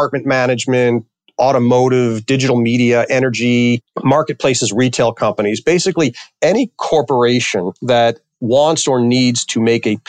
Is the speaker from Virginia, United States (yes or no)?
no; New York City, New York, United States; also born or lived in Connecticut / Washington, D.C.; now in Chicago area, United States; I grew up in New York City in Queens.